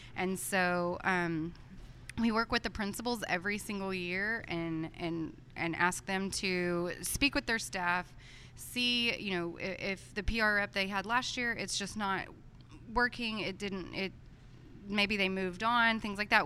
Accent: Texas, United States; moved away as an adult; also born or lived in Oklahoma; I'm from Texas

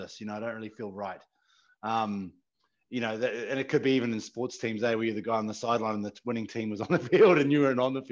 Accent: Te Anau, Southland, New Zealand; an 8-hour drive from Christchurch to my hometown in Te Anau

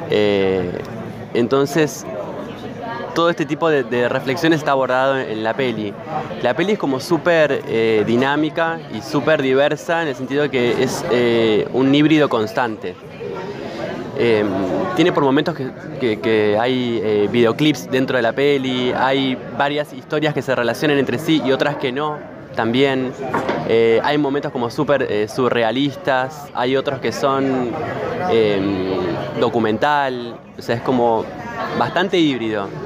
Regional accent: Santa Rosa, La Pampa, Argentina; also born or lived in La Plata; now in Buenos Aires, Argentina; O sea, em, como bien nombraste, soy de Santa Rosa, La Pampa, Argentina. Y me fui a La Plata a estudiar cine.

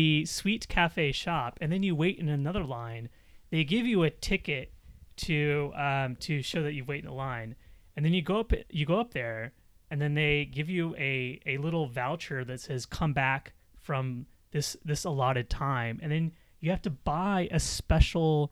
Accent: United States; moved away; being American and living there

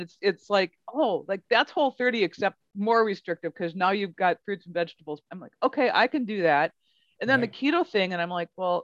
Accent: Midwest, United States; we're from the Midwest

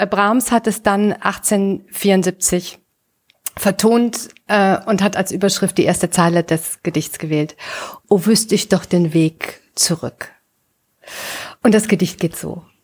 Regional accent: Düsseldorf, North Rhine-Westphalia, Germany; in Düsseldorf, ihr Lieben, in meiner Heimatstadt 1856

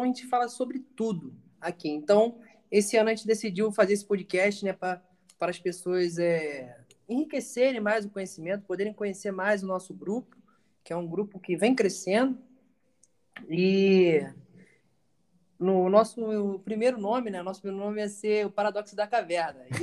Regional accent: Rio de Janeiro, Brazil; now in Bahia, Brazil; idade 20, 25 agora, vou fazer 26, tá? Venho do Rio de Janeiro, mas agora eu sou baiano.

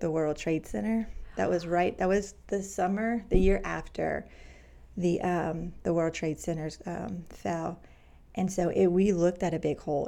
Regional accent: Cajun, Louisiana, United States; moved away as an adult; also born or lived in Manhattan, New York / Queens, New York; as a Cajun, small minded, embarrassing now to look back girl

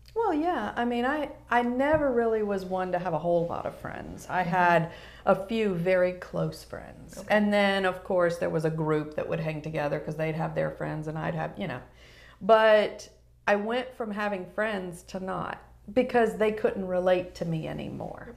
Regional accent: Newport News, Virginia, United States; moved away as an adult; I grew up in Newport News, Virginia.

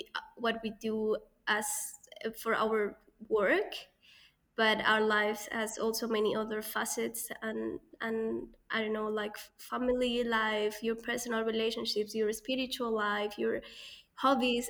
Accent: Colombia; moved away; growing up in Colombia

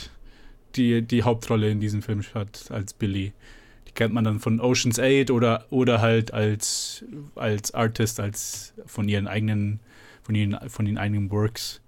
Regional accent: Germany; ich bin in Deutschland geboren und aufgewachsen, meine Eltern sind hierher gezogen

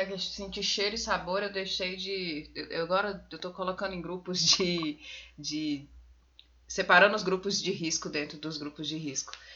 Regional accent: Posse, Goiás, Brazil; nasci em Posse, que é em torno, né? Ali, em torno não, que é divisa com a Bahia

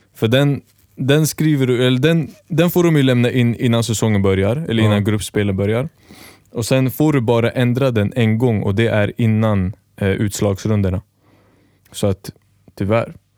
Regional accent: Märsta, Stockholm County, Sweden; jag är från Märsta.

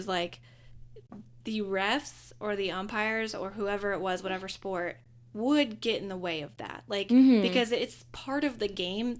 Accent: Pittsburgh, Pennsylvania, United States; Yeah, it's like, I'm from Pittsburgh.

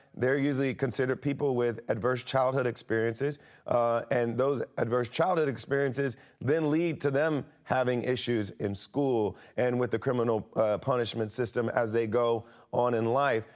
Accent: Springfield, Ohio, United States; I grew up in Springfield, Ohio

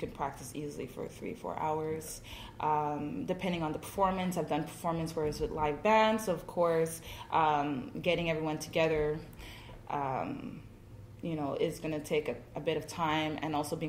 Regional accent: Montreal, Quebec, Canada; I was born in Montreal.

